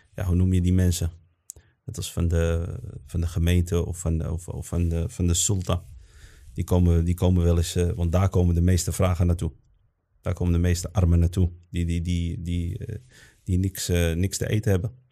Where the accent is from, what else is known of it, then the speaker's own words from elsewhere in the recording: Netherlands; also born or lived in Morocco; wij zijn in Nederland ook geboren als moslims en opgevoed als moslims